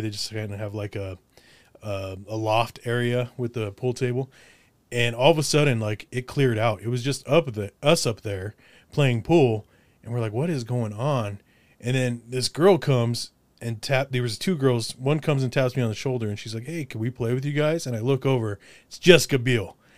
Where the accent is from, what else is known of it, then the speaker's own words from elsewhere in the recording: Windsor, Colorado, United States; also born or lived in Olympia, Washington; I'm from Windsor, Colorado originally.